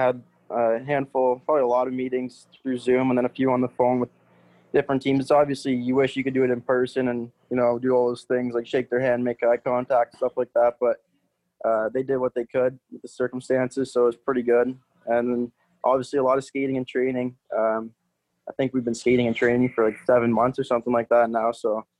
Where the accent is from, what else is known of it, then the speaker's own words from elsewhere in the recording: Oshawa, Ontario, Canada; also born or lived in Sudbury; against my hometown team, Oshawa Generals